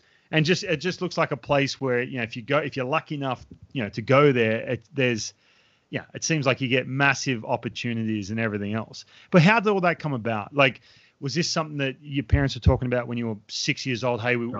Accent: Australia; I'll be honest with you, I grew up in Australia, right? Boarding school is, it's way more prevalent in Australia.

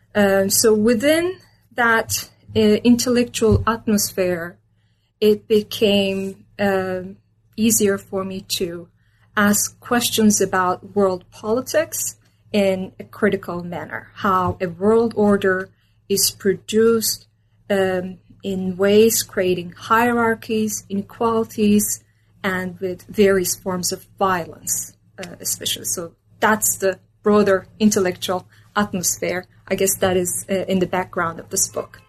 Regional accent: Istanbul, Turkey; moved away as an adult; also born or lived in Minnesota, United States; I was born and raised in Istanbul, Turkey.

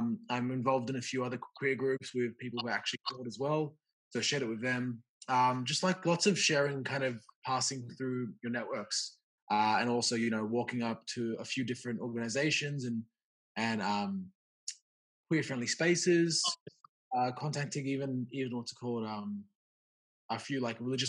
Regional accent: Granville, New South Wales, Australia; I used to live in Granville and I've been raised my whole life there.

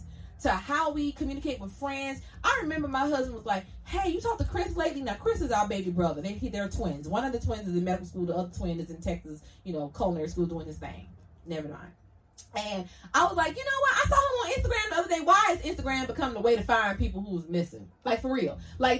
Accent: Jamaica; I got $100. I'm Jamaican.

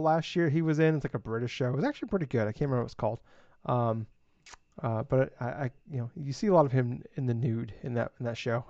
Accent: Iowa, United States; I'm from Iowa

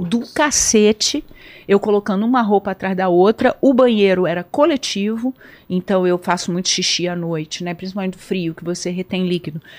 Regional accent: Brazil; eu, tô, eu sou brasileira, eu gostaria de ir para aí e tal.

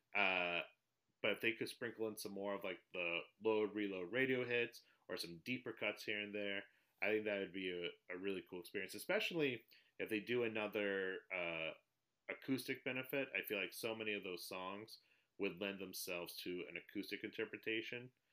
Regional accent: New England, United States; now in Connecticut, United States; I grew up in New England, uh, relocated to the New York area. I'm in Connecticut now

